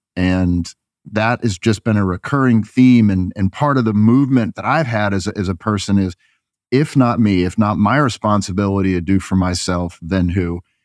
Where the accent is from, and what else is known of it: Northeast, United States; moved away as an adult; also born or lived in Waco, Texas